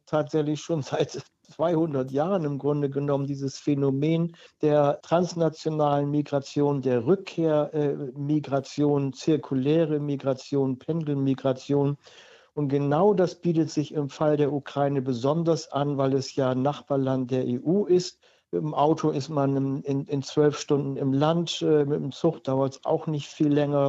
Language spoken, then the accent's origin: German; Germany; als Deutscher